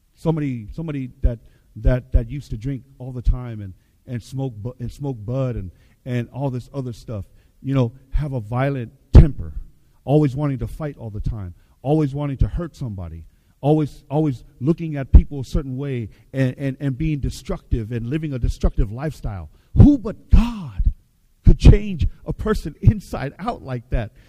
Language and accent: English; Seattle, Washington, United States; I grew up in Seattle